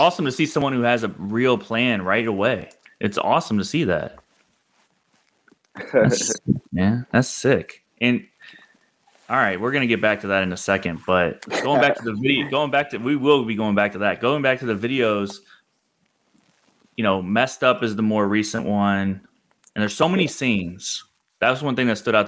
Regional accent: Missouri, United States; I'm from Missouri

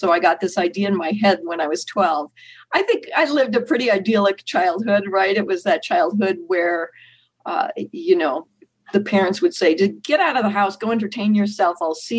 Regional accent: Minneapolis, Minnesota, United States; because I grew up in Minneapolis

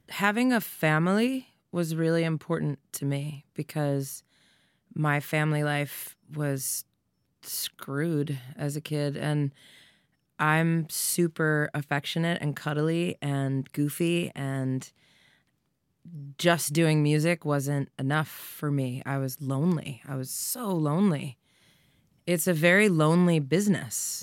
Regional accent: Doylestown, Pennsylvania, United States; I'm a girl from Doylestown that said she was gonna be a famous rock star

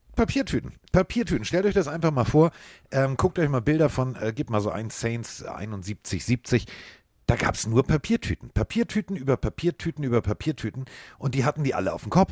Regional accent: Northern Germany, Germany; ich komme aus Norddeutschland

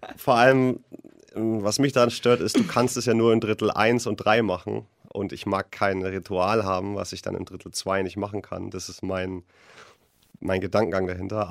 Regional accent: Nuremberg, Bavaria, Germany; als Nürnberger

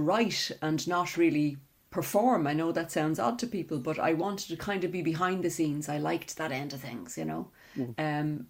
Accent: Dublin, Leinster, Ireland; I'm from Cabra in Dublin, and I grew up in a slightly odd situation

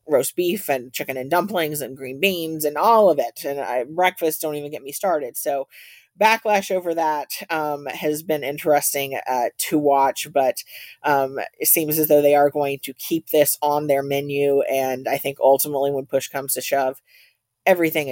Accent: Tennessee, United States; I'm from the South. I'm a Tennessee girl

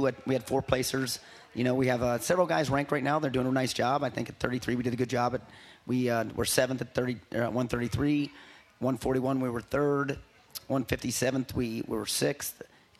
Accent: Buffalo, New York, United States; moved away as an adult; also born or lived in Edinboro, Pennsylvania / Columbus, Ohio; now in Norman, United States; I'm originally from New York. I'm outside of Buffalo.

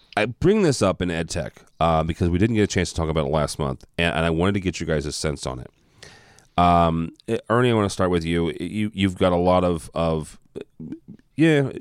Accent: Midwest, United States; I'm from the Midwest

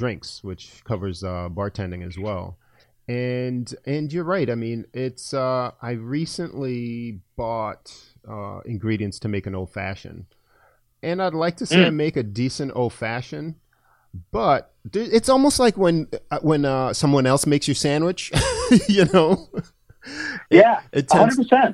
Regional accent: Antigua & Barbuda; I'm from Antigua, a small island in the Caribbean.

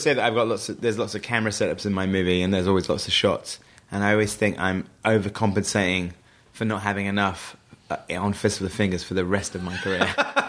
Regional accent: Wells, South West England, United Kingdom; the owner of the local paper in my hometown in Somerset, which is the same place where Hot Fuzz is shot, Wells in Somerset, a nice rural area.

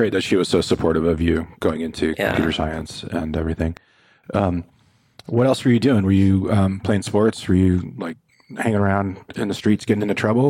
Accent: Glendale, California, United States; That's my hometown, Glendale. It's where I grew up.

